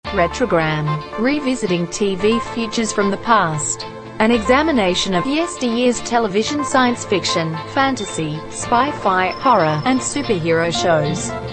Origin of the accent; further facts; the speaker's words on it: United States; as an American